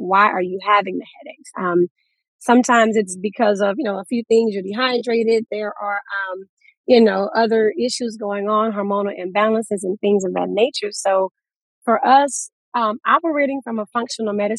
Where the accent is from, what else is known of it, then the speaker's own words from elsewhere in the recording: Louisiana, United States; now in Houston, United States; We're from Louisiana